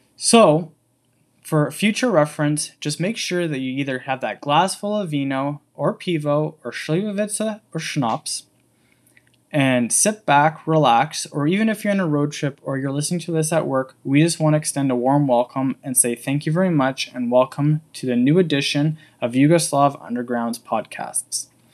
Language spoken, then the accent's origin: English; Canada; accent: English; moved away as an adult; now in Slovenia; I am actually from the bit, small country of Canada and moved to Slovenia five years ago